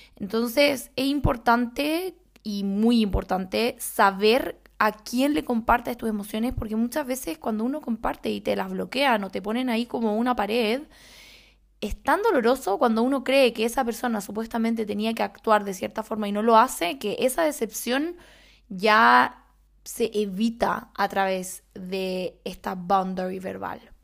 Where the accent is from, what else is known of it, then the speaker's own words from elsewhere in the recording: Chile; soy chilena